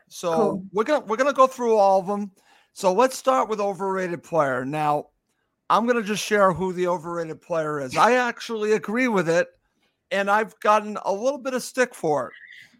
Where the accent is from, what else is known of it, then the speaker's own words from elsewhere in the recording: United States; I'm an American